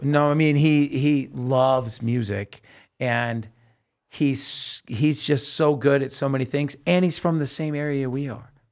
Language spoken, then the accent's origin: English; Salem, Oregon, United States; we're growing up in Salem, Oregon